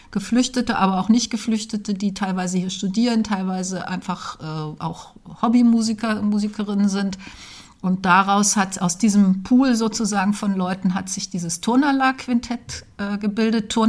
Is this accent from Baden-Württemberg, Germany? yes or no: no; Braunschweig, Lower Saxony, Germany; also born or lived in Dessau / Berlin; Ja, ich bin in Dessau geboren und dann aber aufgewachsen in Braunschweig und dann von Braunschweig aus direkt nach der Schule nach Berlin.